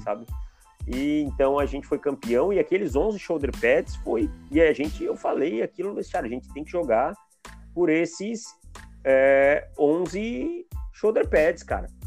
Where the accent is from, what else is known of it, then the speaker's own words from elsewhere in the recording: Jaraguá do Sul, Santa Catarina, Brazil; eu sou de Santa Catarina, né? Sou de Jaraguá do Sul, cidade que eu moro ainda hoje.